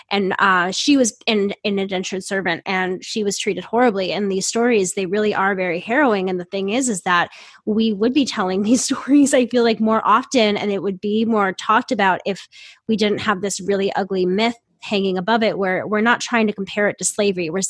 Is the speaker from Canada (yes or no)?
no; Ireland; being abused and harassed by people because we're Irish